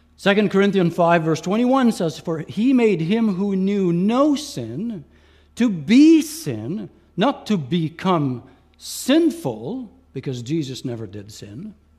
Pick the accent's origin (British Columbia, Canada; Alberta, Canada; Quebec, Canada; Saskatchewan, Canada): Quebec, Canada; first language Franglish (French and English); also born or lived in Ontario; I was born in Ontario, but grew up in Quebec